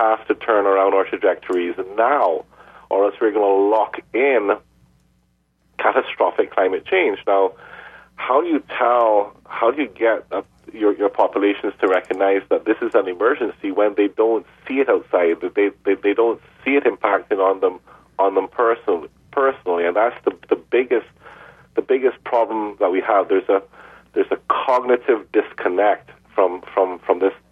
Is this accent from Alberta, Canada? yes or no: yes; Edmonton, Alberta, Canada; moved away; also born or lived in Montreal; I was born in Edmonton, Alberta, so you're speaking to a fellow Canadian.